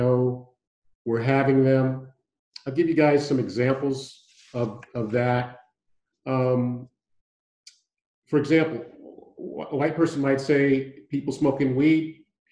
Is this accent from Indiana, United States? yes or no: no; San Francisco, California, United States; moved away as an adult; also born or lived in Houston, Texas; now in Santa Barbara, United States; I was born and raised in San Francisco